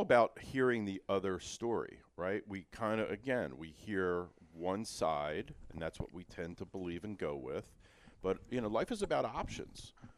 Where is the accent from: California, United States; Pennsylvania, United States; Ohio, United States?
Pennsylvania, United States; Philadelphia; I'm old school. I'm from Feltonville